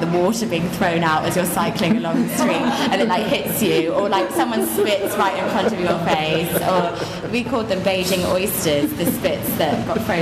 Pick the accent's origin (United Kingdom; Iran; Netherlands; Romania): United Kingdom; moved away; also born or lived in China; we're so British